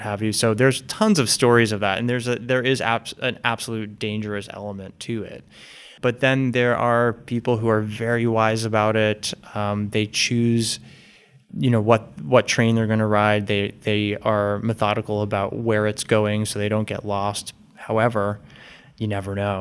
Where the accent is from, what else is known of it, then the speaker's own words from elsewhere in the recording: West Caldwell, New Jersey, United States; now in Boston, United States; I grew up right outside of New York City in the suburbs of New Jersey